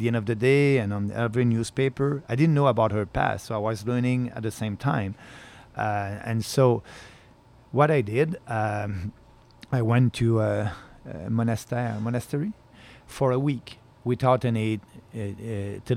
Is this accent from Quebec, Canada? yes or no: yes; Beauce, Quebec, Canada; also born or lived in Montreal; I was coming from Beauce, but you know, I left Beauce at 18 years old.